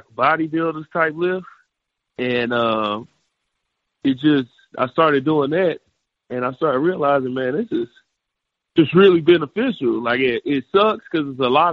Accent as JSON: {"language": "English", "region": "Oklahoma", "country": "United States", "tie": "born or raised there", "said": "I grew up in Oklahoma"}